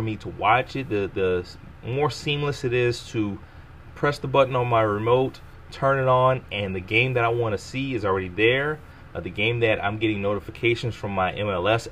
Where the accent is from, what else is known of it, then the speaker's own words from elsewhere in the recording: the South, United States; I'm from the South